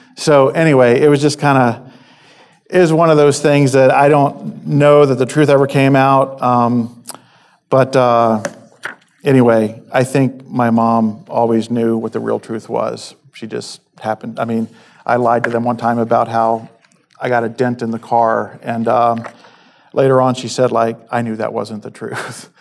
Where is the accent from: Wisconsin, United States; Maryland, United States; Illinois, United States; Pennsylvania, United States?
Maryland, United States; I'm from Maryland